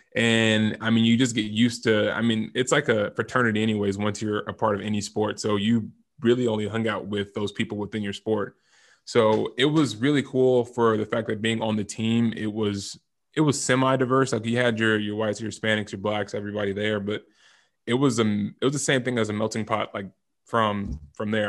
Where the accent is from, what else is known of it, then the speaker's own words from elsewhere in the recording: California, United States; moved away as an adult; also born or lived in Boise / Alabama; I'm from California initially